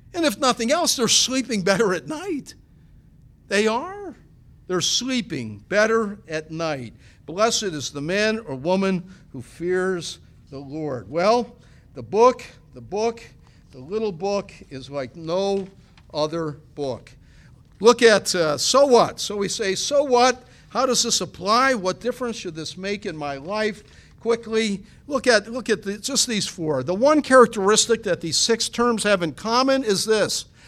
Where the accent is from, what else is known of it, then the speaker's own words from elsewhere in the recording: Niagara Falls, New York, United States; growing up in Niagara County there, Niagara Falls